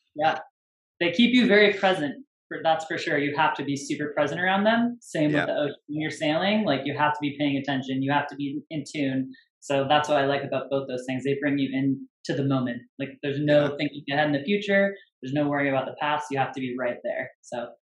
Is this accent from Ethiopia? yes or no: no; San Francisco Bay Area, California, United States; now in Northern California, United States; I'm from the Bay